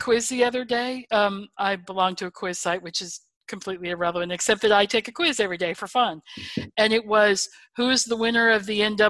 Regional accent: North Carolina, United States; I'm from North Carolina

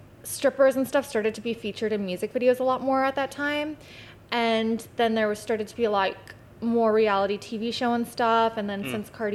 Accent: Chilliwack and Abbotsford, British Columbia, Canada; I'm from the Bible Belt of BC. So Chilliwack and Abbotsford

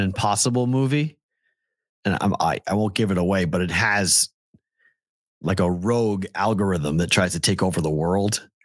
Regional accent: Andover, Massachusetts, United States; I'm from Andover.

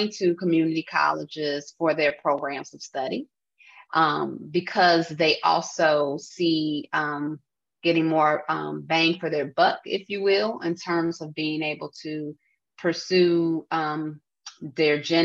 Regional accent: Chicago, Illinois, United States; being a Chicagoan

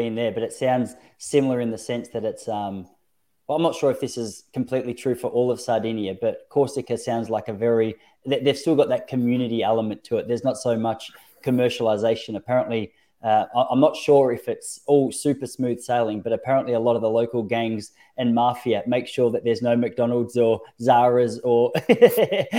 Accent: Australia; as an Australian

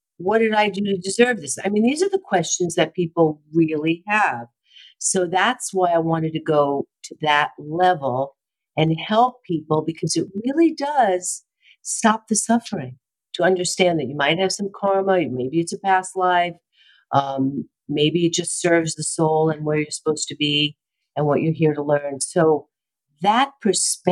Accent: New York City, New York, United States; also born or lived in Brooklyn / Manhattan; now in Los Angeles, United States; I'm from New York, born in Brooklyn, raised in Queens, lived in Manhattan, and I came out to LA on a fluke

